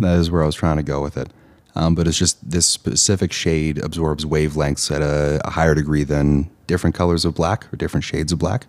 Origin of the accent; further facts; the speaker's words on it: Eastern Canada, Canada; moved away; also born or lived in Ontario; I hail from Eastern Canada